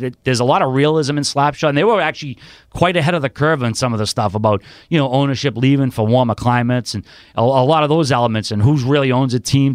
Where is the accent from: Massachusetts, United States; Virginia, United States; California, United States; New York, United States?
Massachusetts, United States; Boston; I'm originally from Charlestown. I do live in South Boston now